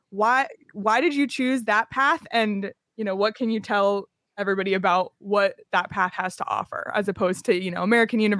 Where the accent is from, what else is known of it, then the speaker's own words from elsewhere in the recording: Toronto, Ontario, Canada; I'm from Toronto, so uh, okay. Yeah, so I, I know a lot of the local spots.